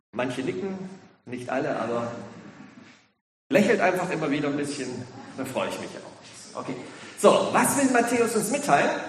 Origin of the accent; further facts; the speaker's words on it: Ludwigsburg, Baden-Württemberg, Germany; ja, ich komme aus Ludwigsburg, bin der Gemeinschaftspastor.